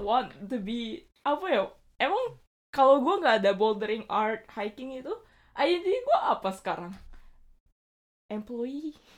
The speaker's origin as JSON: {"language": "Indonesian", "region": "Bali", "country": "Indonesia", "moved": "yes", "lives_now": "Japan", "said": "gue dari Bali"}